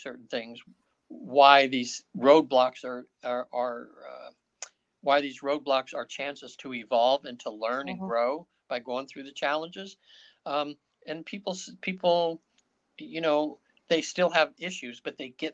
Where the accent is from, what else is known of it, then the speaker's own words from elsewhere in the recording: North Highlands, California, United States; moved away; I grew up in North Highlands